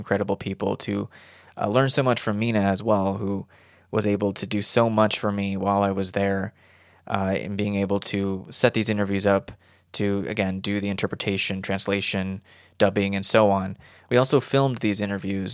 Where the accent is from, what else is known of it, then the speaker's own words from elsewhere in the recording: United States; I was raised in the United States. I'm from the United States.